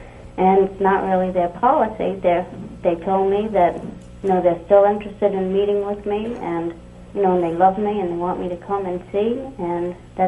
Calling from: Rhode Island, United States; I'm calling from Rhode Island.

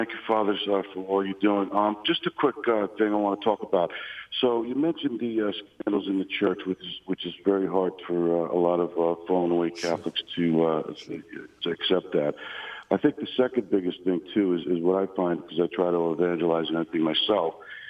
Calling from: New Jersey, United States; New Jersey.

